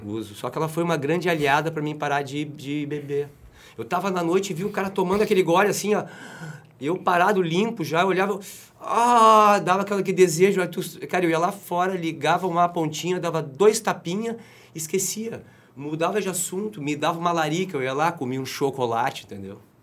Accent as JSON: {"language": "Portuguese", "country": "Brazil", "also_born_or_lived": "Rio de Janeiro / Garopaba", "said": "como brasileiro"}